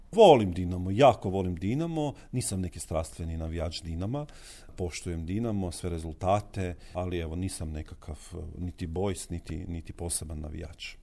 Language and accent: Croatian; Koprivnica, Koprivnica-Križevci County, Croatia; moved away as an adult; now in Zagreb, Croatia; moj rodni kraj, moju rodnu Koprivnicu